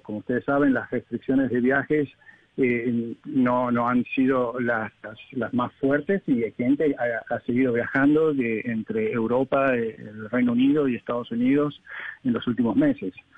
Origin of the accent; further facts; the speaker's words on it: Argentina; yo soy argentino